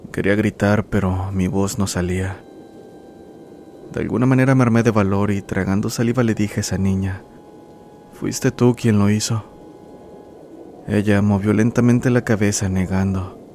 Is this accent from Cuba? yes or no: no; Monterrey, Nuevo León, Mexico; soy gran admirador de este canal. Soy de Monterrey, Nuevo León.